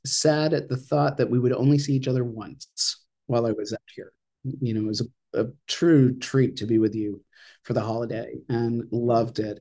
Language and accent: English; Ogunquit, Maine, United States; I grew up in a little town called Ogunquit